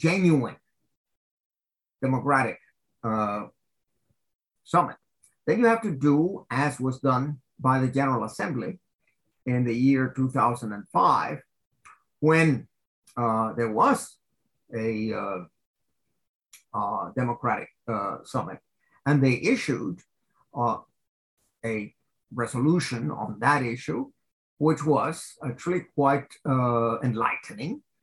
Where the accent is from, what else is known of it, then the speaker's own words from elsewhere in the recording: United States; now in Switzerland; I am an American citizen, but I'm also a Swiss citizen